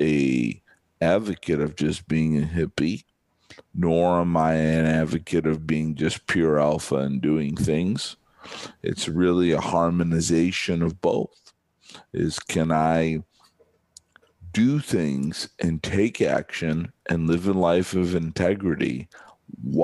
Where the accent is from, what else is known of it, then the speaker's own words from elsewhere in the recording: just outside of Chicago, Illinois, United States; moved away as an adult; now in Southern California, United States; most of my life, I grew up just outside of Chicago